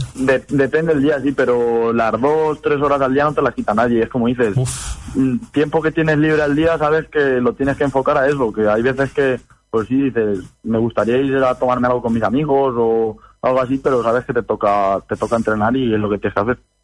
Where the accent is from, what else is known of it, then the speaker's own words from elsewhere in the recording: Motilla del Palancar, Castilla-La Mancha, Spain; moved away as an adult; now in Valencia, Spain; yo vivo en Valencia, bueno, estoy estudiando aquí, soy de Motilla